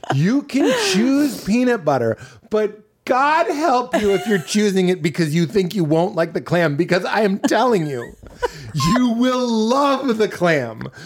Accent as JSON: {"language": "English", "region": "New England", "country": "United States", "said": "I'm from New England."}